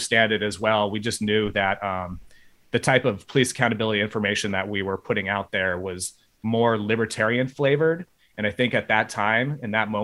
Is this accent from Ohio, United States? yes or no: no; Bay Area, California, United States; I grew up in the Bay Area of California